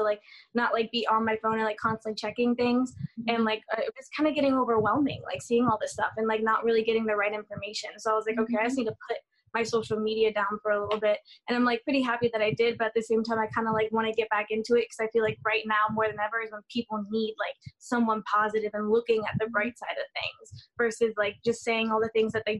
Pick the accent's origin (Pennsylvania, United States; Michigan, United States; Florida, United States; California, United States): Florida, United States; also born or lived in New York; I'm from Florida. I was actually born and raised between Florida and New York.